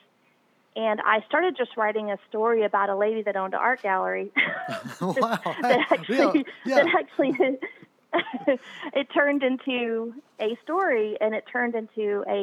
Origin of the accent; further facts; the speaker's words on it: United States; also born or lived in New Zealand; I'm from America